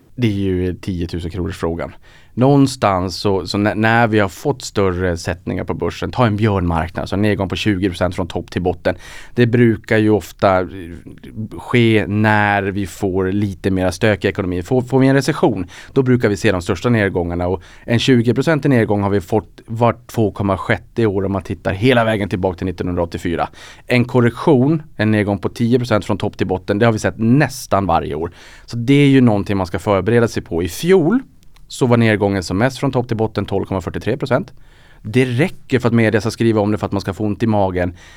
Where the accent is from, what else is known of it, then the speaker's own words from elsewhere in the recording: Norrland, Sweden; accent: Norrländska; min norrländska ja. kanske lyser igenom